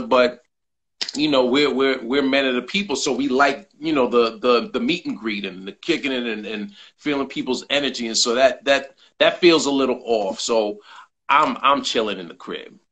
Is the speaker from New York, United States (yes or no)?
yes; New York City, New York, United States; I'm a New Yorker